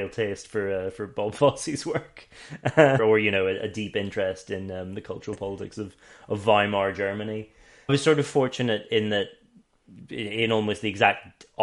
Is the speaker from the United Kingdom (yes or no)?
yes; Northern Ireland, United Kingdom; I grew up in the Black North.